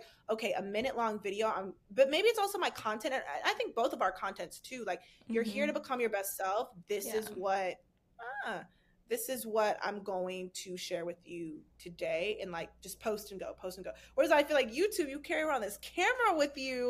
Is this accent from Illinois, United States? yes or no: yes; a town in the Chicago area, Illinois, United States; the town that I grew up in Chicago, I think it was like 13,000